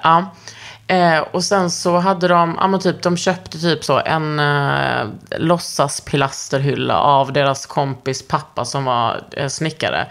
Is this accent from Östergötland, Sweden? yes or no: no; Lund, Skåne, Sweden; moved away; hemma i Lund